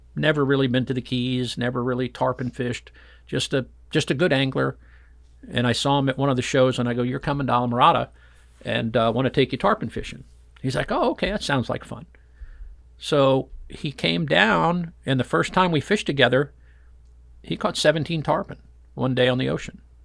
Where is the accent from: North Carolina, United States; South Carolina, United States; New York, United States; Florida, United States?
Florida, United States; Fort Lauderdale; I grew up in Fort Lauderdale going offshore fishing